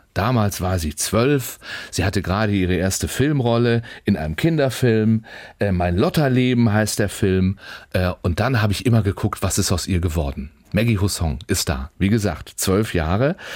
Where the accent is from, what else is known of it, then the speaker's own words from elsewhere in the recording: Schleswig-Holstein, Germany; bei uns in Schleswig-Holstein